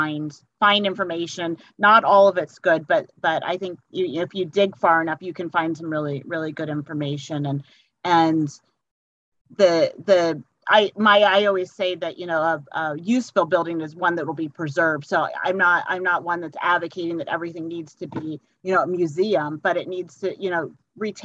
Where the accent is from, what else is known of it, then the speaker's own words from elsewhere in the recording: Colorado, United States; I was born in Colorado.